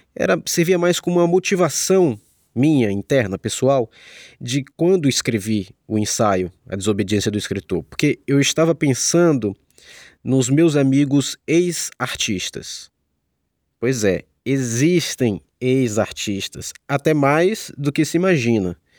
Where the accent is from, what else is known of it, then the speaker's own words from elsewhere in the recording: Salvador, Bahia, Brazil; moved away as an adult; now in Rio de Janeiro, Brazil; Eu sou de Salvador e foi lá que comecei a estudar e a trabalhar com arte